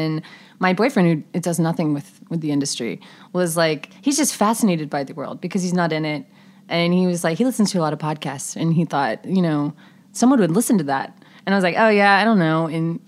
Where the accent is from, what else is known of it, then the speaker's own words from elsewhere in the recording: the Carolinas, United States; now in Charleston, United States; We're both from the Carolinas.